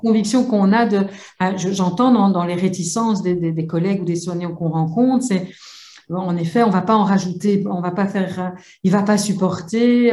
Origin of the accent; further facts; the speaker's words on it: Belgium; je viens de Belgique